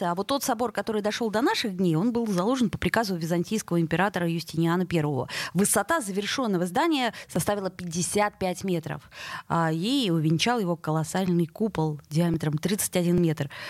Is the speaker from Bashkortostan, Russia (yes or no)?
no; Saint Petersburg, Russia; мы петербуржцы.